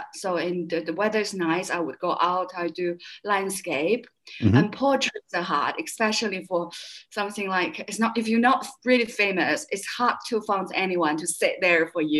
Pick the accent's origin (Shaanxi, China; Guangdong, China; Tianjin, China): Tianjin, China; English is a second language; moved away as an adult; also born or lived in Beijing / England / California / Dessau, Germany; In my city, in my hometown, it's Tianjin. It's a big city. It's only mm-hmm. 120 kilometers away from Peking. So it's like a seaport city.